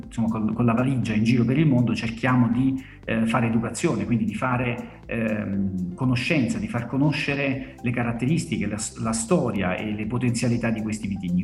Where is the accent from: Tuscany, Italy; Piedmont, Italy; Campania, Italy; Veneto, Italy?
Campania, Italy; Salerno; sono eh, campano di Salerno, quindi lavoro per un'azienda della mia, della mia terra